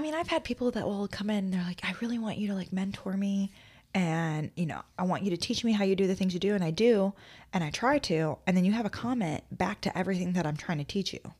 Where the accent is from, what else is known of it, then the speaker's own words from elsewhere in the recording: Midwest, United States; moved away; I'm from the Midwest